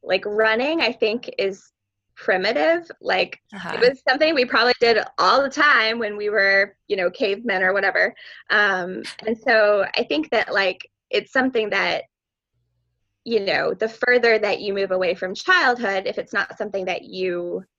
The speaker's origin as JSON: {"language": "English", "region": "New Hampshire", "country": "United States", "said": "I'm from New Hampshire"}